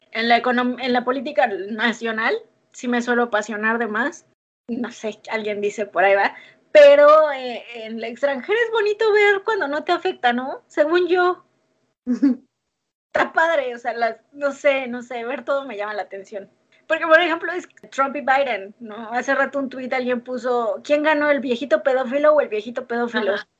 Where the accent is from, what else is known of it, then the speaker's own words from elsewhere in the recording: Mexico; now in United States; soy mexicana